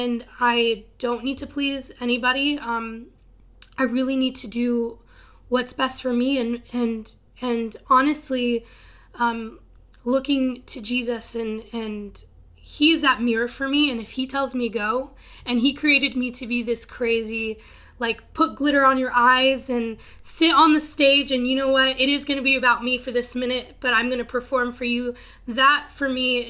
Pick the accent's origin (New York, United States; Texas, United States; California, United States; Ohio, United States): Texas, United States; Texas Panhandle, United States; moved away; I'm from Texas, from this little city in the middle of nowhere. It's called the Panhandle